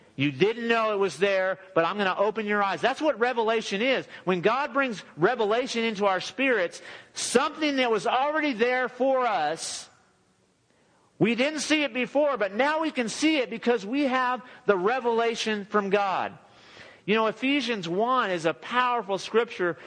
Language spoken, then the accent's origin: English; Southern California, United States; now in Texas, United States; All of us are from Southern California.